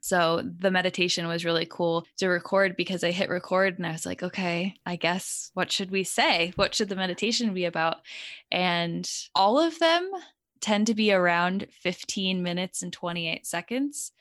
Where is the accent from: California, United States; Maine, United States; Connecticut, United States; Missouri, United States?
Connecticut, United States; I grew up in Connecticut